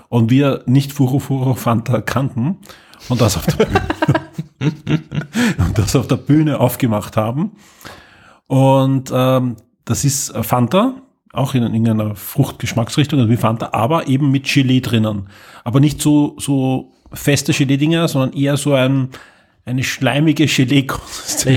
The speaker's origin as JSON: {"language": "German", "country": "Austria"}